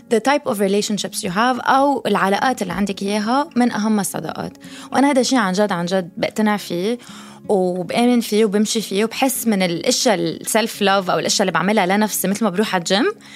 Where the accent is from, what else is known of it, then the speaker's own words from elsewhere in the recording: Lebanon; moved away; also born or lived in United States; ربيت بلبنان بعدين سافرت على امريكا بعدين رجعت على لبنان